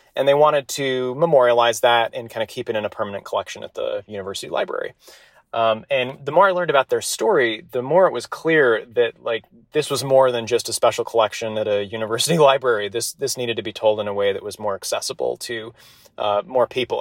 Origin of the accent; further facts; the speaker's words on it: Salt Lake City, Utah, United States; born and raised in Salt Lake City.